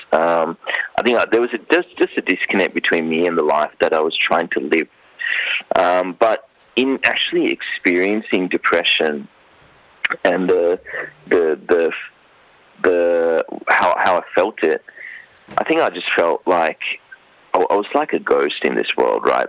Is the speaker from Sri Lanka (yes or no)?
yes; Sri Lanka; now in Queensland, Australia; I grew up in Sri Lanka